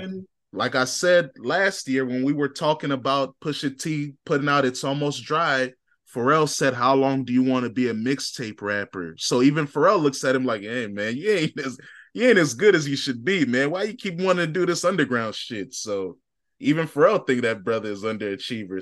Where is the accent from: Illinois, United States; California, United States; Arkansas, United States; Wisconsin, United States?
Illinois, United States; Chicago; I'm from Chicago